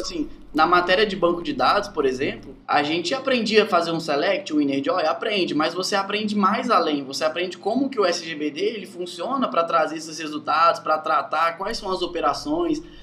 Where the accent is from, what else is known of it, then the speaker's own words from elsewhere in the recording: Santa Leopoldina, Espírito Santo, Brazil; Eu sou, sou de Santa Leopoldina, Espírito Santo. É bem interior, assim.